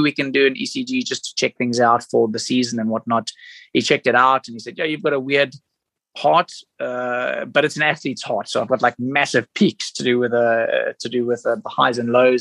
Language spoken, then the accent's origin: English; South Africa; Me being a South African